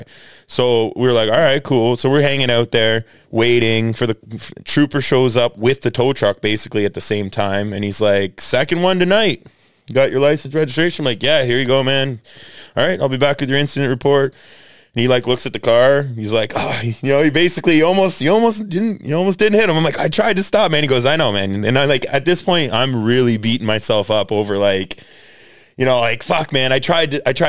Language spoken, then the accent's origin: English; Canada; We're from Canada